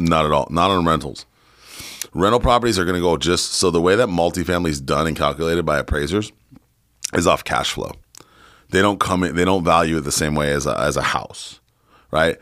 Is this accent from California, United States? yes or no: yes; San Diego, California, United States; moved away; also born or lived in Poway, California; But I grew up in San Diego and Poway.